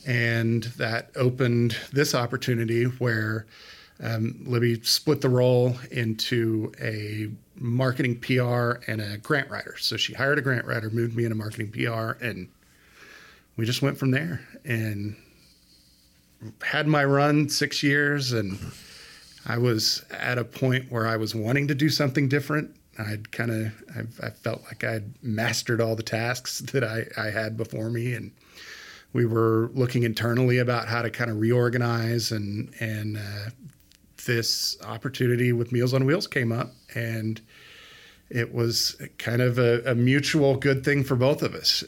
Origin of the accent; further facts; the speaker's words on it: Odessa, Texas, United States; also born or lived in Fort Worth, Texas; I grew up here